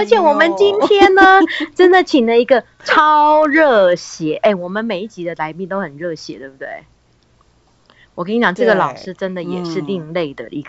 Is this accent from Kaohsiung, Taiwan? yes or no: yes; Kaohsiung, Taiwan; 我是高雄人，